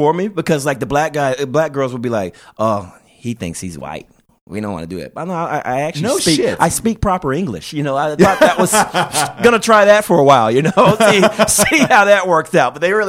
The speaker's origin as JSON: {"language": "English", "region": "Florida", "country": "United States", "also_born_or_lived": "Los Angeles, California", "moved": "as an adult", "said": "I'm from Florida originally"}